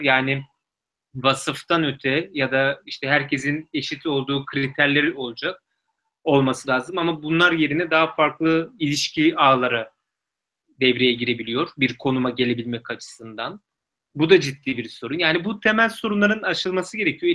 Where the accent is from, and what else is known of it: Turkey; moved away as an adult; now in Oxford, United Kingdom